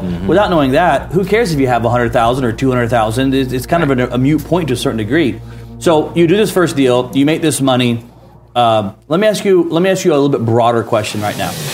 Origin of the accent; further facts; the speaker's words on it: Atlanta, Georgia, United States; my hometown Atlanta